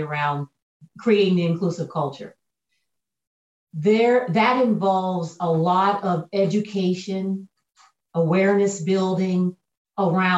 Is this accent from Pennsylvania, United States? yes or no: yes; Pennsylvania, United States; moved away as an adult; also born or lived in Kentucky; my home state of Pennsylvania